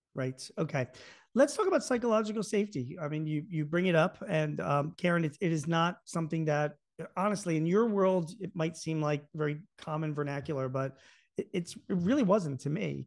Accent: Philadelphia, Pennsylvania, United States; I grew up in Philadelphia.

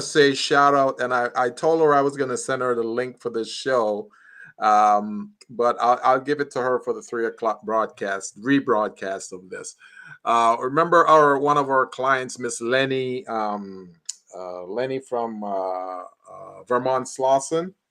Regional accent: Jamaica; moved away; I'm from Jamaica, so I'm very familiar with load, sharing

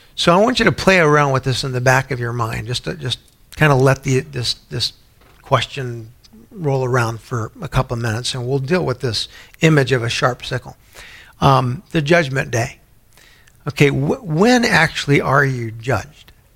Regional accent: San Antonio, Texas, United States; growing up in San Antonio, I had a lot of Baptist friends

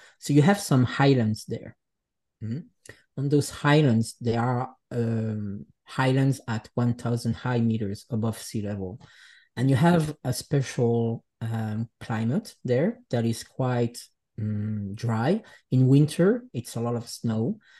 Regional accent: Geneva, Switzerland; born there; English is a second language; I grew up in many different places, but I was born in Geneva, in Switzerland, from parents that comes from the Jura Mountains of Switzerland.

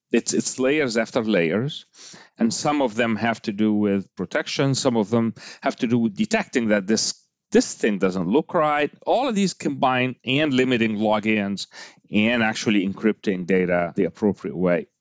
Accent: Egypt; moved away; I grew up in Egypt, so I'm Egyptian by heritage

